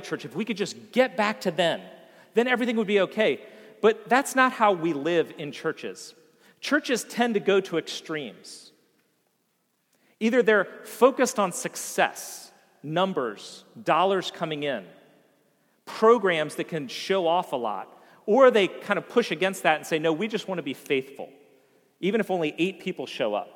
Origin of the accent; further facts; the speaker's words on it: Vienna, United States; moved away as an adult; the town of Vienna that I had grown up